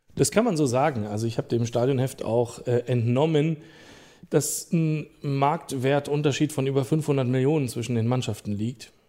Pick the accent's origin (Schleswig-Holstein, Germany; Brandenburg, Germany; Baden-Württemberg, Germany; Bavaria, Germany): Brandenburg, Germany; Rüdersdorf; also born or lived in Berlin; ich äh, bin am Berliner Rand groß geworden